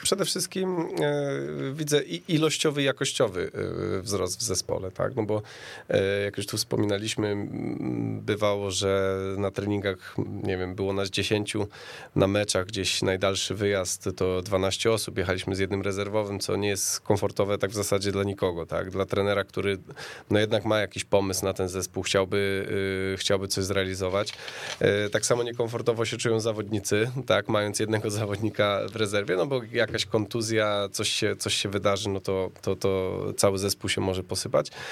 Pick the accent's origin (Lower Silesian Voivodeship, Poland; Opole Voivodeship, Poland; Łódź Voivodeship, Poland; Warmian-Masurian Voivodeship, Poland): Opole Voivodeship, Poland; now in Warsaw, Poland; pochodzę z Opolszczyzny